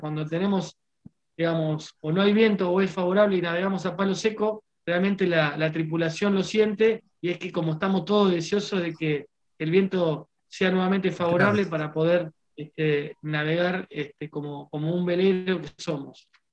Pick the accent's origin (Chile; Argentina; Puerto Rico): Argentina